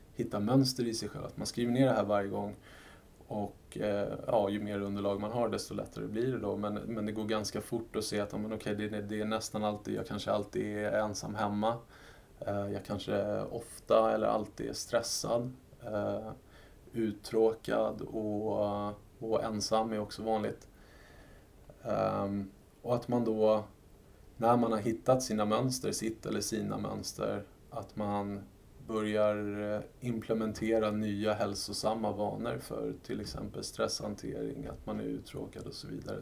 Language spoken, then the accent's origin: Swedish; Sweden; som svensk skattebetalare